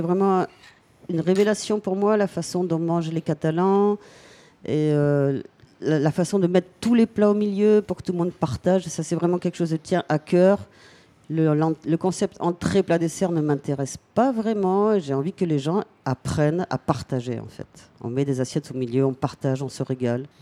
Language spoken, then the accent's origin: French; Brest, Brittany, France; also born or lived in Palamós; now in Gruissan, France; je suis de Brest